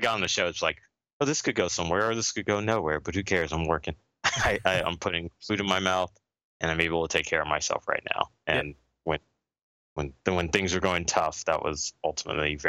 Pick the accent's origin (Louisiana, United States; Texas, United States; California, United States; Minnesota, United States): California, United States; Los Angeles; I'm actually born and raised in Los Angeles